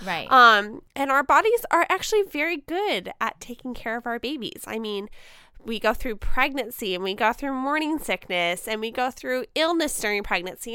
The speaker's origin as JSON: {"language": "English", "country": "United States", "said": "as an American woman"}